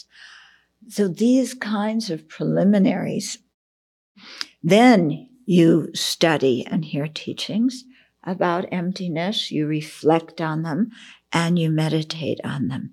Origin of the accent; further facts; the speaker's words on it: outside of Los Angeles, California, United States; I grew up outside of Los Angeles, so, and went to college in the city.